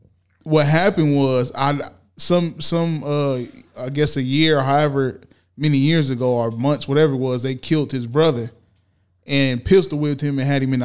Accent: California, United States; I'm from SoCal.

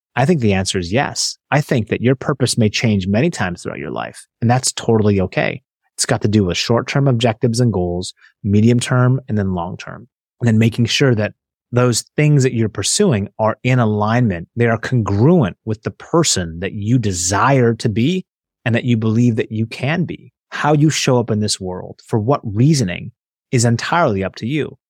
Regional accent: Seattle, Washington, United States; I grew up in Seattle

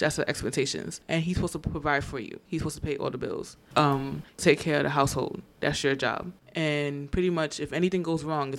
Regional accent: Gambia; now in United States; pretty much expectations of a Gambian woman, and pretty much in most African women. And then also growing up in America, it's the same, pretty much.

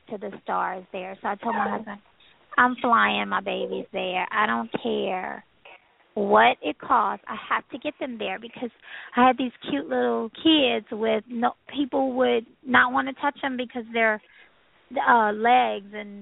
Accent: Louisiana, United States; I'm from Louisiana

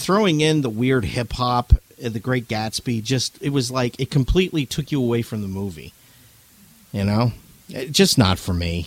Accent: New England, United States; I'm from New England

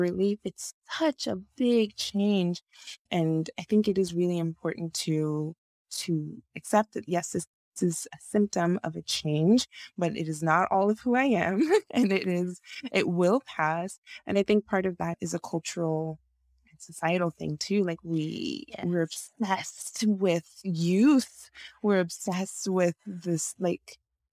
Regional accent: Nigeria; moved away; I am originally from Nigeria. I was born in Nigeria and grew up in Nigeria for most of my teenage years

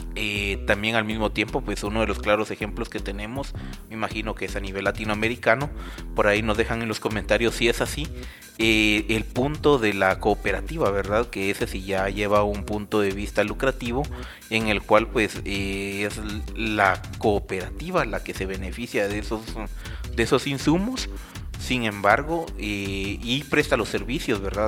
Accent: Guatemala; como chapines

